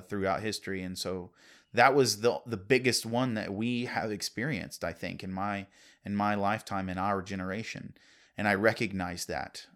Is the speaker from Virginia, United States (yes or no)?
yes; Virginia, United States; I grew up in Virginia.